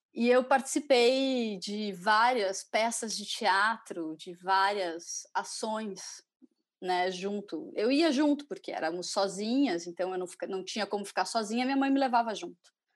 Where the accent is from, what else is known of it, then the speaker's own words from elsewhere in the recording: Curitiba, Paraná, Brazil; eu sou de Curitiba